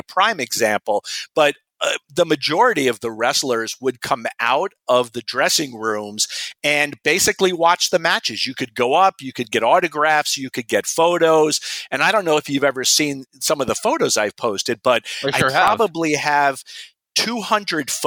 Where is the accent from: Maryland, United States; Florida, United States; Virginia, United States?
Florida, United States; Miami Beach; I was born and raised in Miami Beach, Florida